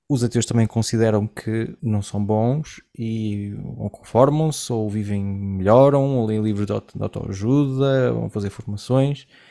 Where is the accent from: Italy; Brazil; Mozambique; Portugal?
Portugal; moved away; also born or lived in Collonges; eu venho de Portugal num, numa época, não sei como é que é hoje, já não estou lá há muitos anos